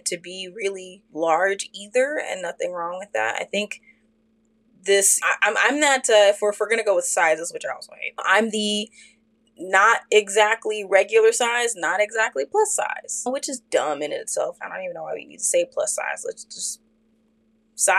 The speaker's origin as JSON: {"language": "English", "town": "Fort Worth", "region": "Texas", "country": "United States", "tie": "born or raised there", "said": "me and my sister, when we were growing up in Fort Worth, we lived in a suburb neighborhood"}